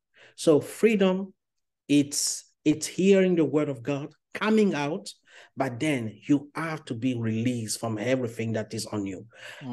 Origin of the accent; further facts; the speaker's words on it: Côte d’Ivoire; first language French; English is a second language; English is not my first language, because I was born and raised in Ivory Coast, Cote d'Ivoire, so I speak French as a first language.